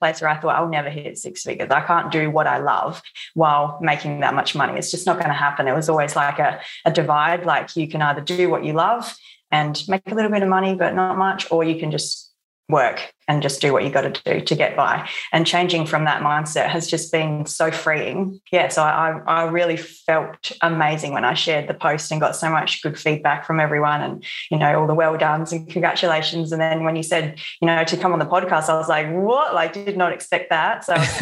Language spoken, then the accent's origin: English; Barossa Valley, South Australia, Australia; I'm from the Barossa Valley in South Australia